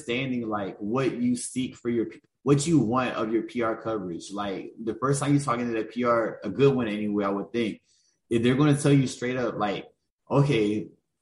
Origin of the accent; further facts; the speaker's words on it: Augusta, Georgia, United States; I'm from Augusta, Georgia